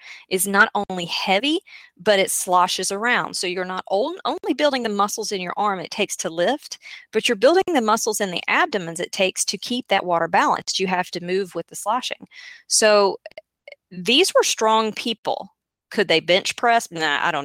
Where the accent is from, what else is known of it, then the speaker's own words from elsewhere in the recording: the South, United States; am from the South, in case you didn't guess, and I am a child of country folk.